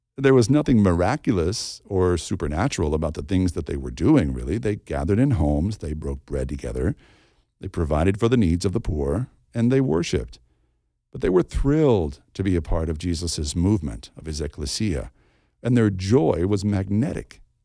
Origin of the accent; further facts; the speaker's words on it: the Bible Belt, United States; When I was a kid growing up in the Bible Belt